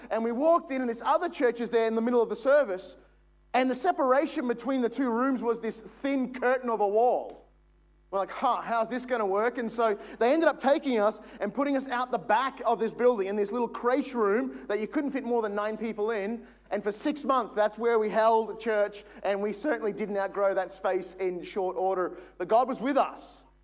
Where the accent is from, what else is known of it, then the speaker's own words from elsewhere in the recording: Logan, Queensland, Australia; I am a housing commission single parent home Logan kid all my life.